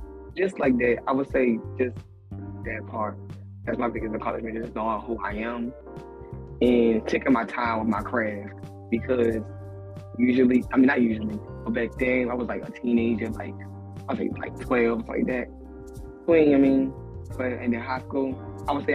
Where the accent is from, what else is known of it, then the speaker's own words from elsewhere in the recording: Baltimore, Maryland, United States; I'm from Baltimore